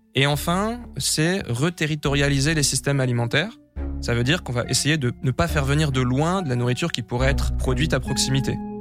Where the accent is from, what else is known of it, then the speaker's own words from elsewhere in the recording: Brie, Île-de-France, France; J'ai grandi dans la Brie, une grande plaine à l'est de Paris